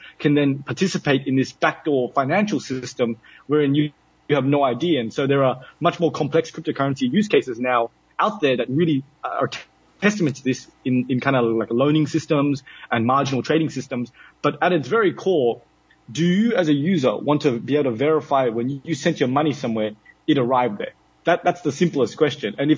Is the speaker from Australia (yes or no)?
yes; Australia; moved away as an adult; now in United Arab Emirates; I come from Australia